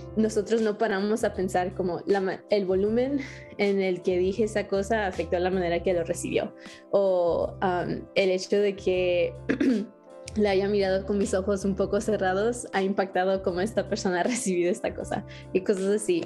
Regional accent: North Carolina, United States; also born or lived in California; soy de Estados Unidos y nací en California, pero a los ocho años yo me mudé a Carolina del Norte

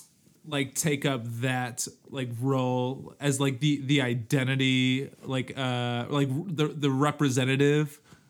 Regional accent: Chicago, Illinois, United States; now in California, United States; being from Chicago was like so core to my identity

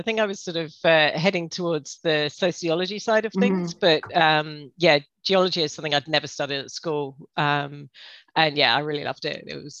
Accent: England, United Kingdom; moved away as an adult; now in Australia; So, yeah, I grew up in England. And lived there until 20 years ago and when I moved out here.

